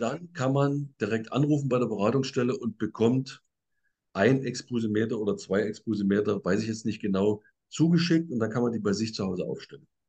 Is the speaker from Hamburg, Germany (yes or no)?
no; Saxony, Germany; Bei, bei uns in Sachsen